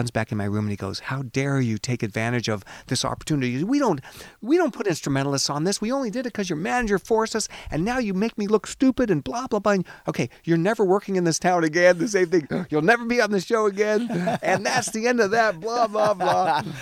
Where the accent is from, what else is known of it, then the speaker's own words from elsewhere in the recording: Seattle, Washington, United States; you realize I'm Jewish and I'm from Seattle.